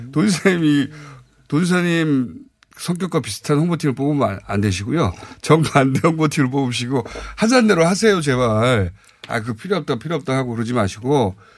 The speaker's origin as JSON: {"language": "Korean", "region": "South Chungcheong", "country": "South Korea", "tie": "born or raised there", "said": "저도 고향이 충남인데"}